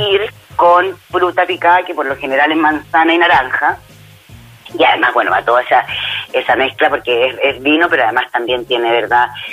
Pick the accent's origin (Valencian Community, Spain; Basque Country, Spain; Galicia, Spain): Basque Country, Spain; mi País Vasco